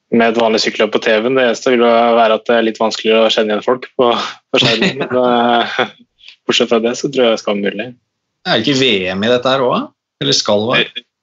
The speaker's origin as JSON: {"language": "Norwegian", "country": "Norway", "said": "gjorde en vurdering på at det er like greit for meg å være her som var hjemme i Norge, egentlig."}